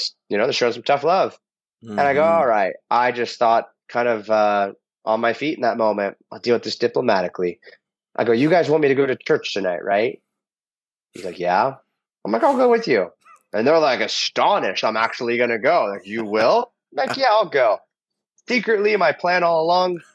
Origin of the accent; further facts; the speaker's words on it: United States; I'm a Christian because I'm American